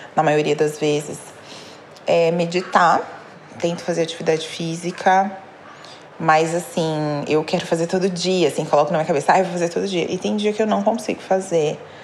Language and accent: Portuguese; São Paulo, Brazil; eu tenho 31 anos, sou de São Paulo